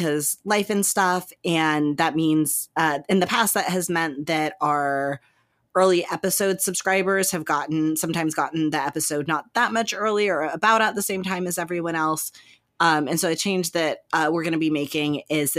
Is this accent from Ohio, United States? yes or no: no; Texas, United States; I'm from Texas